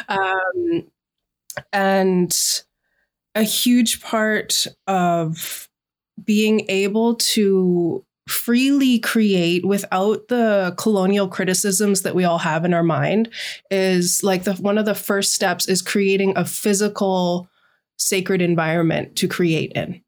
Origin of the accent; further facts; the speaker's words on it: Sunshine Coast, British Columbia, Canada; now in Vancouver Island, Canada; I am from the Inhlagakmak Nation Grizzly Bear Clan, raised with the Shishak Nation on the Sunshine Coast.